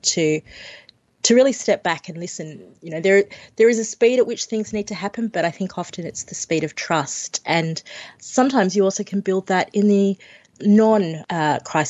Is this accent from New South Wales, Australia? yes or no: yes; Sydney, New South Wales, Australia; I grew up in Western Sydney